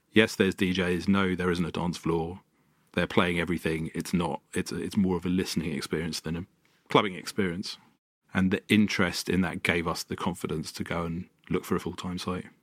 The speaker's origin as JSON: {"language": "English", "region": "London", "country": "United Kingdom", "tie": "born or raised there", "said": "I grew up in North London and in a quite a musical family."}